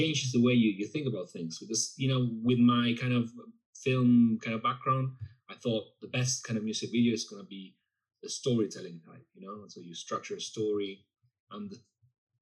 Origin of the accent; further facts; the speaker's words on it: Buenos Aires, Argentina; moved away; I'm from Buenos Aires, and it's very, very, it's a culture that's quite influenced by Paris in particular